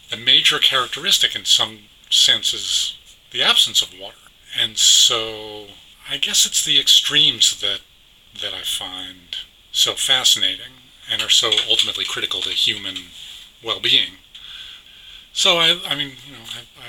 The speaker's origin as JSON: {"language": "English", "town": "New York City", "region": "New York", "country": "United States", "tie": "born or raised there", "said": "I grew up in New York City"}